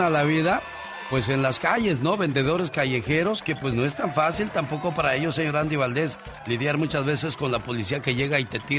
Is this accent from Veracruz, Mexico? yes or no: yes; Veracruz, Mexico; moved away; Un día salí de Veracruz. Pero Veracruz nunca salió de mí. La nostalgia de mi tierra está con.